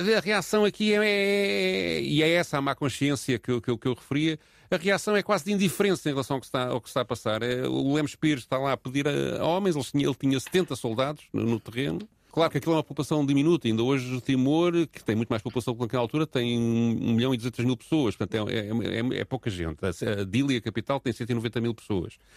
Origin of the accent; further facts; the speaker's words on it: Portugal; como portugueses